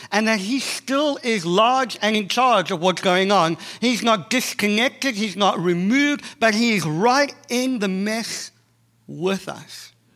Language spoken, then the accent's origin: English; South Africa; accent: South African; moved away as an adult; now in Boston, United States; I'm South African, uh, born and bred. If you haven't figured out that the accent is not Australian, it is South African.